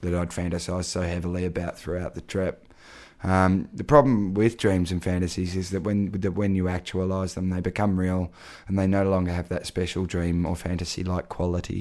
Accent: Daylesford, Victoria, Australia; my hometown in Dalesford

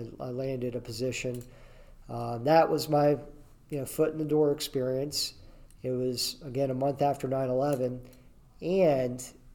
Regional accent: Berryville, Virginia, United States; I grew up in the Winchester, Virginia area, a small town called Berryville in the Shenandoah Valley, Virginia

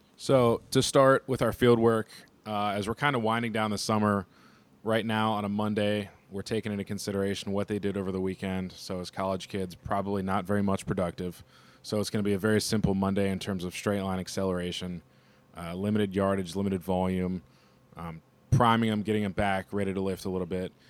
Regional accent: Cincinnati, Ohio, United States; now in Youngstown, United States; I'm from Cincinnati, Ohio, uh, born and raised

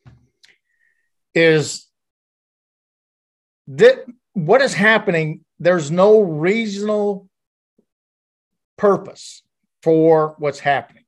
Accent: Bogalusa, Louisiana, United States; moved away as an adult; also born or lived in Georgia / Des Allemands, Louisiana / Venice, Louisiana; now in Alabama, United States; I eventually went up north of Lake Pontchartrain and grew up in the Bush Sun, you know, Bogalusa area

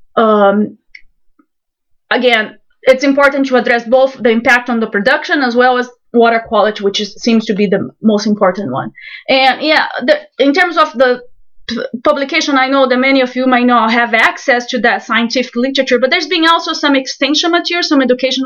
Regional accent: Brazil; moved away as an adult; also born or lived in Ona, Florida; now in Florida, United States; I'm originally from Brazil

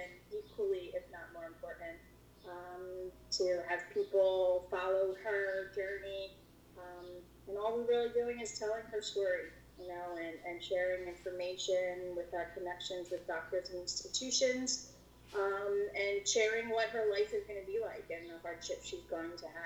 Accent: Lafayette Hill, Pennsylvania, United States; also born or lived in Roxborough, Philadelphia; My parents are from the Philadelphia area, and moved up to Lafayette Hill when I was going into first grade, and we've been here ever since.

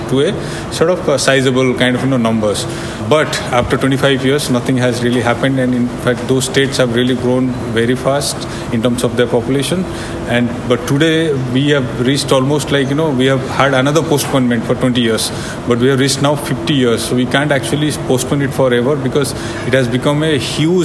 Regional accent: India; from India

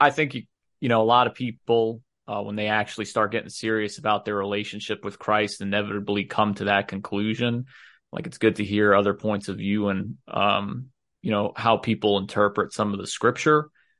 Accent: Florida, United States; So I'm from Florida

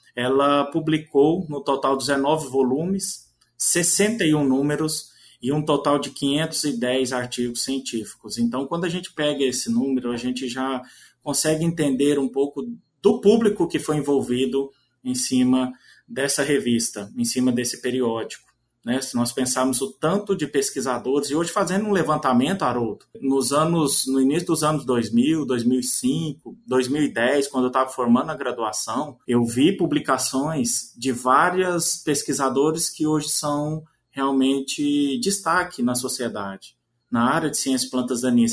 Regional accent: Minas Gerais, Brazil; moved away as an adult; also born or lived in São Paulo; now in Mossoró, Brazil; Sou natural da cidade de São Paulo, mas fui criado em Minas Gerais

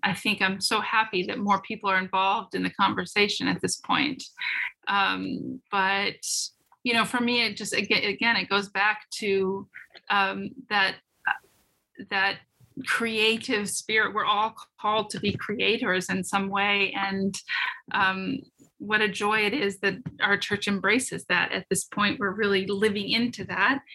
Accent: Rocky Mountains, United States; now in Killington, United States; I grew up in the Rocky Mountains

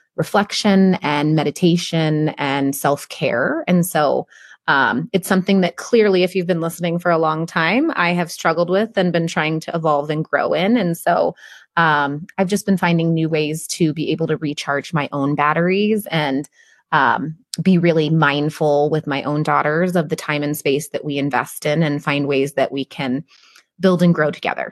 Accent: Midwest, United States; I still struggle with not saying the word guys while I'm teaching because I come from the Midwest

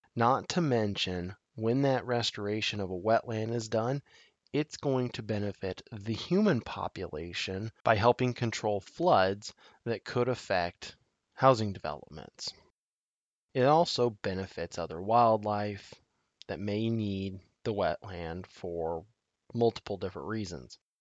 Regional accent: Nebraska, United States; my home state of Nebraska

